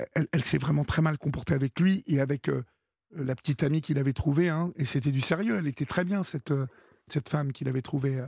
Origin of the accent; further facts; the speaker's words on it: Évreux, Normandy, France; je suis d'Evreux